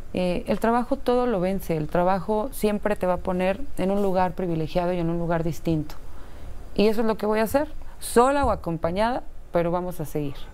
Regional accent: Mexico City, Mexico; also born or lived in Coltongo, Mexico City; crecimos en Tepito más de 20 años.

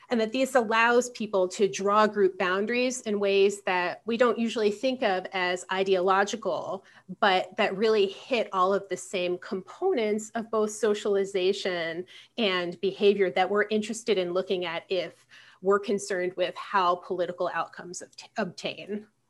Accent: Philadelphia, Pennsylvania, United States; I'm from Philadelphia

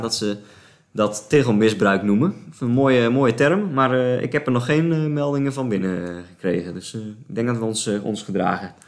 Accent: Sliedrecht, South Holland, Netherlands; Sliedrecht, het dorp waar ik vandaan kom

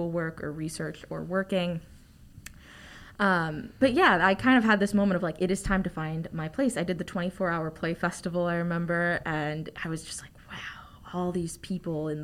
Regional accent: Northern Virginia, United States; I'm a theater major. I'm from Northern Virginia.

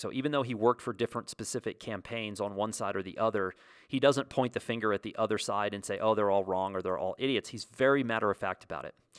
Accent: United States; as a kid growing up in the States

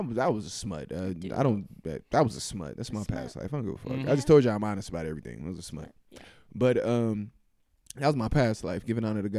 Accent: Los Angeles, California, United States; moved away as an adult; also born or lived in Grambling, Louisiana; I grew up in Los Angeles, California

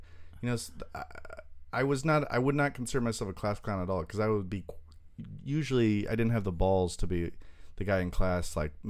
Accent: Long Beach, California, United States; also born or lived in Torrance, California / Jeddah, Saudi Arabia; was like a baby in Long Beach, and we went there for like 4 years. And then moved back here, and from kindergarten to late 20s, I grew up in Long Beach

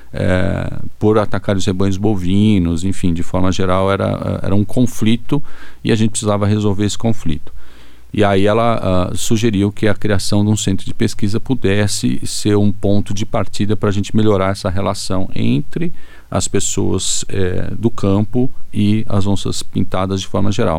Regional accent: São Paulo, Brazil; also born or lived in Viçosa; Eu sou de São Paulo, então frequentava o zoológico

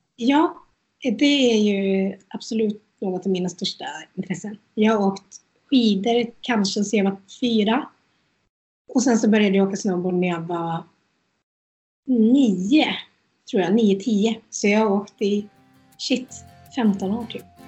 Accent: Götene, Västra Götaland, Sweden; also born or lived in India / Norway; jag är från Götene

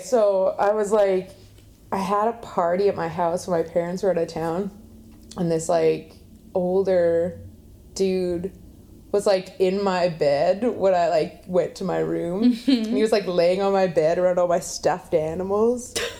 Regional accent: Winnipeg, Manitoba, Canada; also born or lived in Montreal; I'm from Winnipeg.

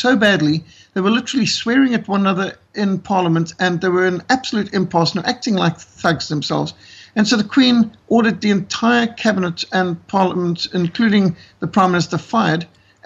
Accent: South Africa; As a South African who lives in South Africa with all of his children and grandchildren

